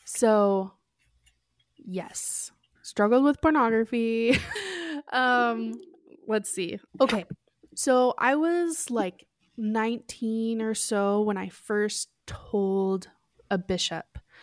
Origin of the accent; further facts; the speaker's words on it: Oregon, United States; moved away as an adult; also born or lived in Lima, Peru; now in Utah, United States; I grew up in Oregon, but I've lived in Utah for the last, like, eight years or so